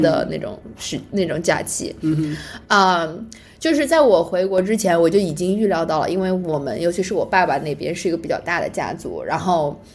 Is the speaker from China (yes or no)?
yes; Anhui, China; moved away; 我们是安徽人，然后嗯哼。在那儿长大